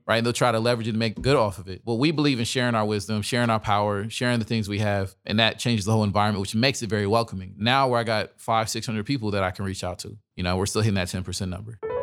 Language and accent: English; Dallas, Texas, United States; I'm from Dallas